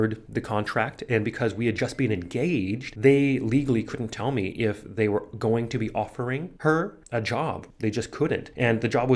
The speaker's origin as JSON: {"language": "English", "country": "United States", "also_born_or_lived": "New York", "moved": "yes", "said": "I'm from the United States."}